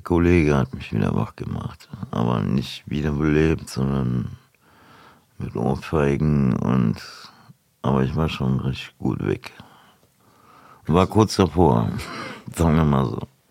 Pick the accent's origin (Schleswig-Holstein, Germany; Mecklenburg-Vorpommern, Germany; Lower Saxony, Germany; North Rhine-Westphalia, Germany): North Rhine-Westphalia, Germany; Düsseldorf; ich bin 53 Jahre alt, ich komme aus Düsseldorf